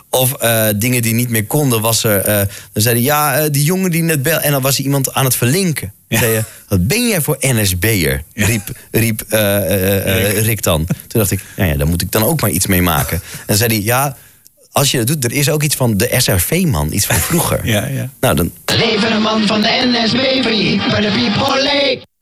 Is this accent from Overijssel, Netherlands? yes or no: no; Friesland, Netherlands; Toen dacht ik: Ja, ja ik kom uit Friesland. We moeten iets doen met het Friese volkslied.